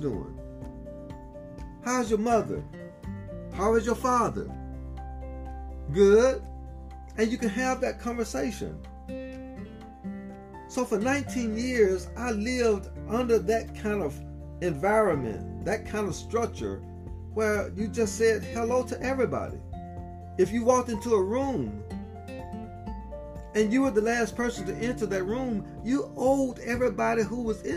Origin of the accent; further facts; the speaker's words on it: Southern United States, United States; moved away; So 27 years later, I made the decision to return back to my hometown